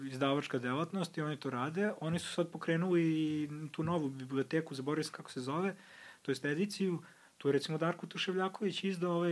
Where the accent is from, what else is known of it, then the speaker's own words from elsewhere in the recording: Pančevo, Vojvodina, Serbia; ja iz Pančeva